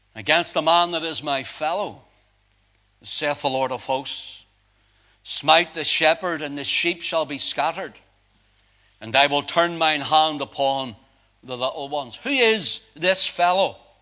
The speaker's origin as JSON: {"language": "English", "town": "Belfast", "region": "Northern Ireland", "country": "United Kingdom", "tie": "born or raised there", "said": "I grew up down in Belfast"}